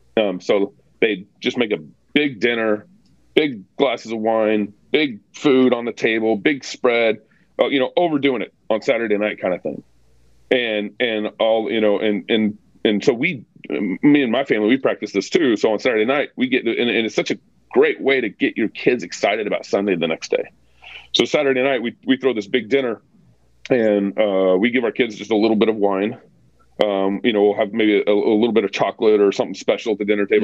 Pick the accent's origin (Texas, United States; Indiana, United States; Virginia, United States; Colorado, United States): Texas, United States; moved away as an adult; also born or lived in California; now in Moscow, Idaho, United States; growing up in Texas, you don't really, at least the everyone's a Christian in Texas